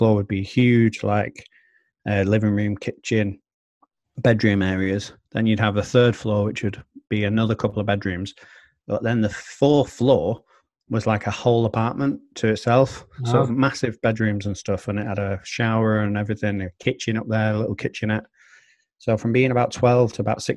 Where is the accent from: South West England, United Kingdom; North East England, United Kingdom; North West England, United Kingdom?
North West England, United Kingdom; Manchester; I grew up in Blakely, which is on the outskirts of Manchester.